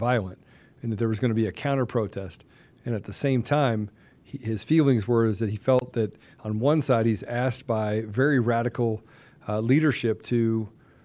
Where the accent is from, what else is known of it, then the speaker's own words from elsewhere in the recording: Washington, District of Columbia, United States; I grew up in Washington, D.C.